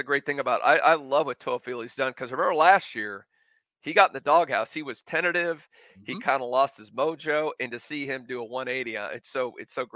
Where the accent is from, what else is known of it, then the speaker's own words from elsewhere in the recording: Crystal Lake, Illinois, United States; I grew up in Crystal Lake, out in the boonies.